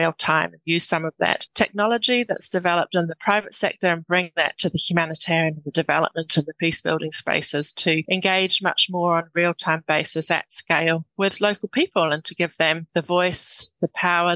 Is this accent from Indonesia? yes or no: no; New Zealand; moved away; I'm a New Zealander.